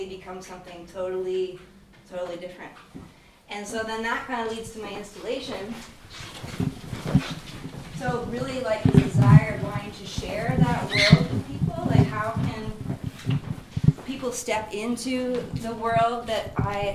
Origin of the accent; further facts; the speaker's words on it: Fairbanks, Alaska, United States; I'm from Fairbanks